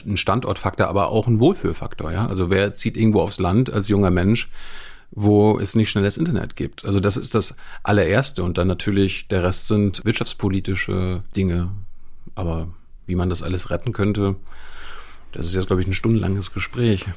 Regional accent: Malchin, Mecklenburg-Vorpommern, Germany; moved away; Malchin und die Umgebung. Also ja. Die Hälfte der Zeit war dann in einem Dorf nebenan. Aber im Grunde ist Malchin, MacPom

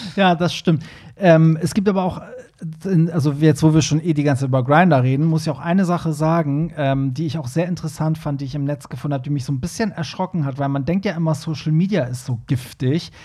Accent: Hamburg, Germany; wir sind ja beide Hamburger

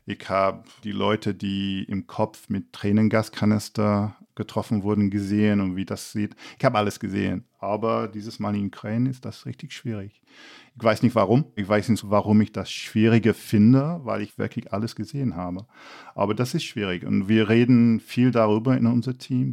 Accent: England, United Kingdom; German is a second language; moved away; als Engländer

